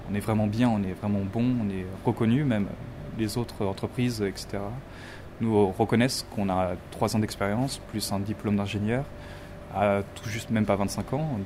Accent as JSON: {"language": "French", "region": "Île-de-France", "country": "France", "said": "Moi, je suis région parisienne, mais vraiment du côté campagne, vraiment dans le sud de, Paris. Je, suis pas de Paris même."}